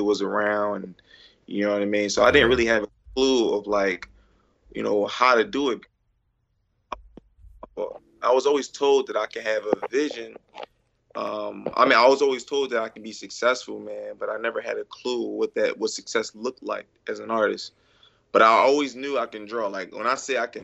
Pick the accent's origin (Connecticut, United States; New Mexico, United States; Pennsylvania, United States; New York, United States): Pennsylvania, United States; Philadelphia; from Philly, of course. Right, Philly. Born and raised here